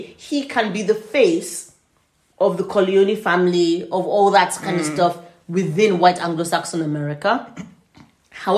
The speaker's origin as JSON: {"language": "English", "country": "Nigeria", "said": "I'm in a relationship with a Nigerian and we're also Yoruba ethnicity"}